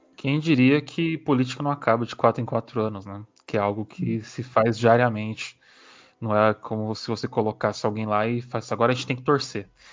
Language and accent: Portuguese; São Paulo, Brazil; nós que somos de São Paulo